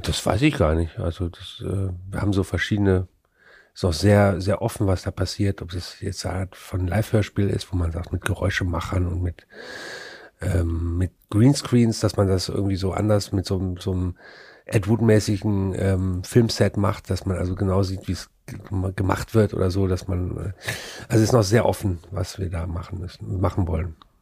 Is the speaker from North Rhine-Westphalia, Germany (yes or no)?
yes; Frechen, North Rhine-Westphalia, Germany; da, wo ich groß geworden bin, das war, ähm, ist eine Vorstadt von Köln